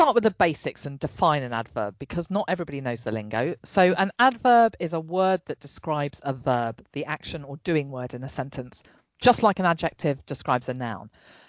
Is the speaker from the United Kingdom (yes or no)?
yes; England, United Kingdom; And I'm …, the English one.